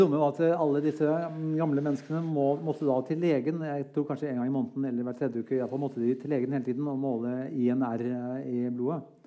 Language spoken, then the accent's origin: Norwegian; Norway